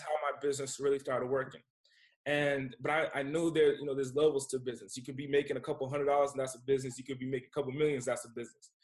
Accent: Rhode Island, United States; now in California, United States; Rhode Island's my hometown.

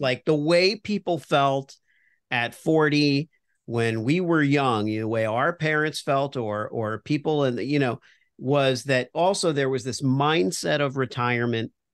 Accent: Miami, Florida, United States; I grew up in Miami, so I was a Dolphins fan

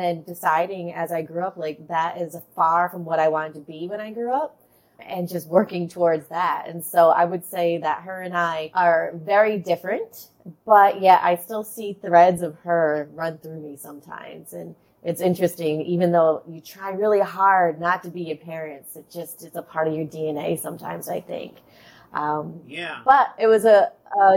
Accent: Rhode Island, United States; accent: Boston; So I grew up in Rhode Island, and that's where I'm really close to Boston. So that's where you get the Boston accent from.

